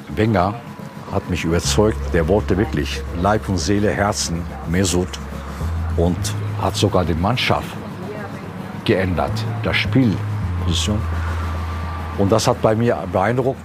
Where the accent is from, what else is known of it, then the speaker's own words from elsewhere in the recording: Turkey; now in Germany; Ich bin Türke